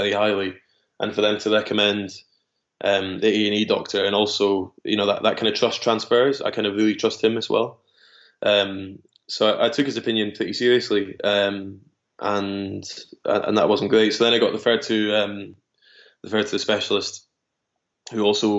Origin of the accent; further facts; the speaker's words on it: Dunfermline, Scotland, United Kingdom; also born or lived in Glasgow / Edinburgh; I was born in Glasgow, was there until about six, and then was in Dunfermline from till about 12, and then I moved to Edinburgh from about 12 till 17